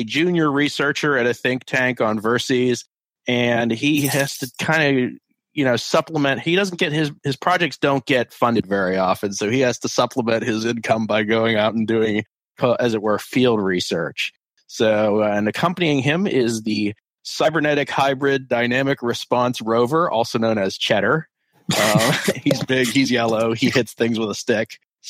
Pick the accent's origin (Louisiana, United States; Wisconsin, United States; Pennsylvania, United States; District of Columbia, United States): Pennsylvania, United States; Pittsburgh; I'm from Pittsburgh, the Paris of Pennsylvania.